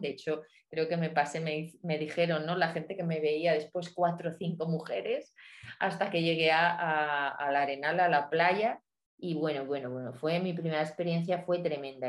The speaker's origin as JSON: {"language": "Spanish", "area": "La Valcueva", "region": "Castile and León", "country": "Spain", "tie": "born or raised there", "also_born_or_lived": "Madrid", "moved": "as an adult", "lives_now": "León, Spain", "said": "nací en la montaña central de, León, en la Valcueva"}